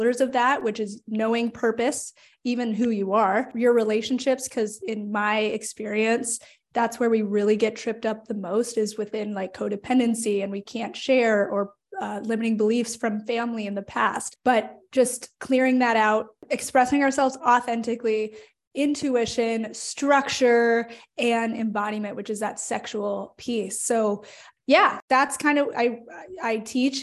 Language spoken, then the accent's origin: English; Phoenix, Arizona, United States; moved away as an adult; now in Richmond, United States; I am from Phoenix, Arizona, but I reside now in Richmond, Virginia, after moving cross country because I wanted to and felt called to after college